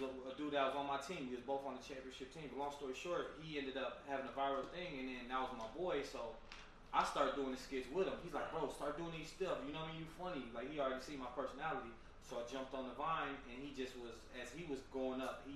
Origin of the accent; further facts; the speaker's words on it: Minneapolis, Minnesota, United States; I'm from Minneapolis